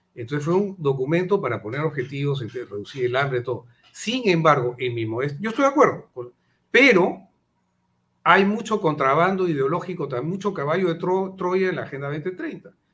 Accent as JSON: {"language": "Spanish", "country": "Peru", "said": "los peruanos"}